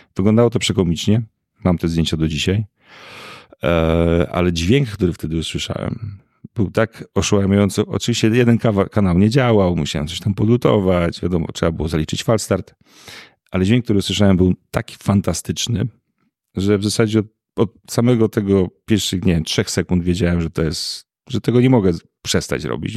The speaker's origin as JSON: {"language": "Polish", "town": "Piekary Śląskie", "region": "Silesian Voivodeship", "country": "Poland", "tie": "born or raised there"}